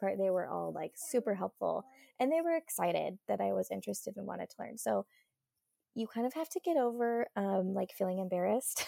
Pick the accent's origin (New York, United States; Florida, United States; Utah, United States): Utah, United States; I grew up in Utah and obviously went to school in Utah, Utah State University